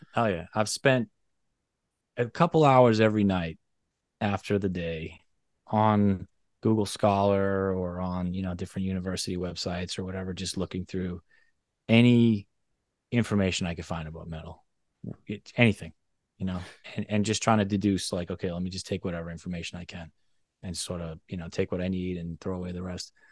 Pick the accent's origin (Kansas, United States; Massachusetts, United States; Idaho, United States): Massachusetts, United States; Boston; I grew up in Boston, very close to Zildjian.